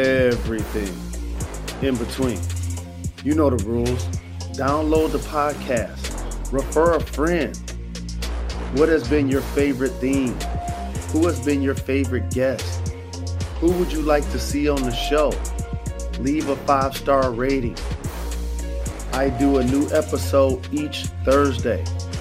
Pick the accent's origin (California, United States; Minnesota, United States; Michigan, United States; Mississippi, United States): Michigan, United States; Detroit; Coming up, we talk about growing up in an athletic family, putting on for my hometown, Detroit, and the importance of diversifying your skill set.